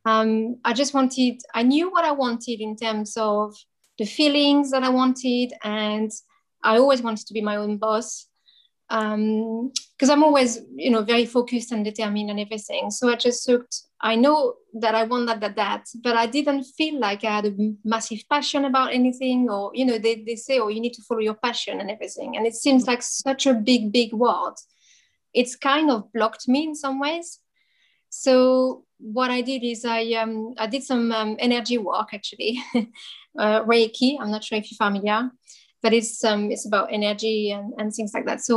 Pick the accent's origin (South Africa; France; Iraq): France; accent: French; moved away as an adult; now in United Kingdom; I'm French, as you probably hear from my accent, but I live in the UK for many years now.